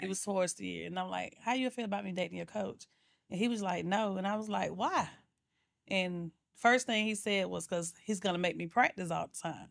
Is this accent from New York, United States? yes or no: no; Atlanta, Georgia, United States; I'm from Atlanta, Georgia, born and raised